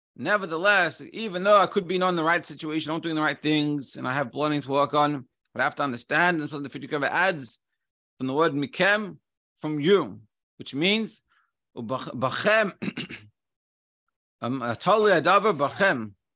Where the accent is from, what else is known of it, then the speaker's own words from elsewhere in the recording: Melbourne, Victoria, Australia; when I grew up in Melbourne, you just, everyone knows each other